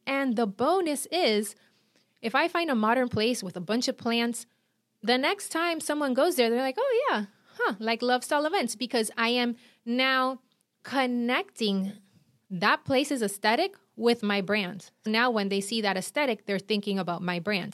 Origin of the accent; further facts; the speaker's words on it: Puerto Rico; accent: Puerto Rican; now in Miami, United States; I'm from Puerto Rico, and I live in Miami